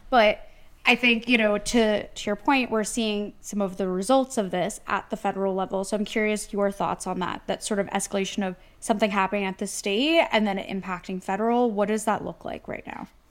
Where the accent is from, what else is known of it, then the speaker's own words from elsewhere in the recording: New Jersey, United States; I'm from New Jersey